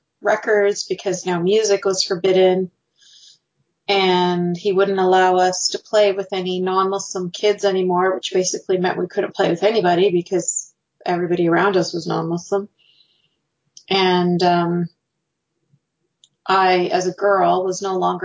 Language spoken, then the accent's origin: English; Canada; I was born and raised in Canada